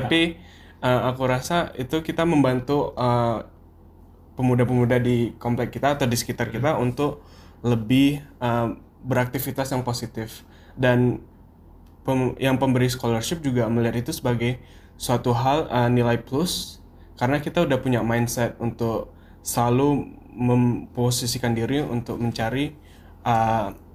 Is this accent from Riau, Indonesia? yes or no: yes; Duri, Riau, Indonesia; moved away as an adult; now in Pennsylvania, United States; Aku dari Duri sama kayak Zaid, dari Riau